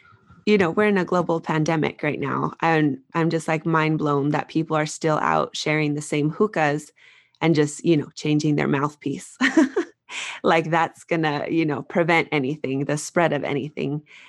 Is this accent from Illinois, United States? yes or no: no; Albuquerque, New Mexico, United States; Yes, I'm from Albuquerque, New Mexico, and I had a friend who I used to work with.